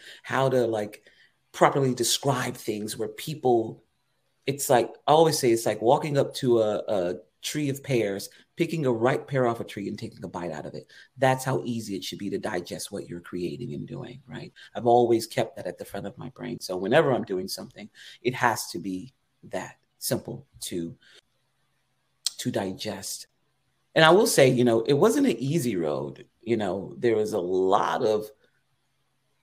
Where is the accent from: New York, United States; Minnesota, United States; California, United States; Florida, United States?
Florida, United States; Eatonville; Growing up in Eatonville, Florida, the oldest Black-owned and operated city in the country. I like to say that because that's my town.